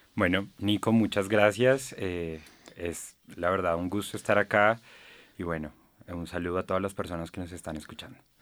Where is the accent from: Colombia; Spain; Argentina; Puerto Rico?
Colombia; Bogotá; yo nací en Bogotá y he vivido gran parte de mi vida en Bogotá, casi toda mi vida en Bogotá